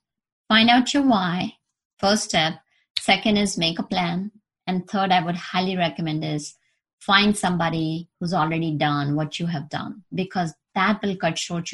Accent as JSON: {"language": "English", "country": "India", "tie": "born or raised there", "moved": "yes", "said": "I was born in India and I've traveled to US, New York"}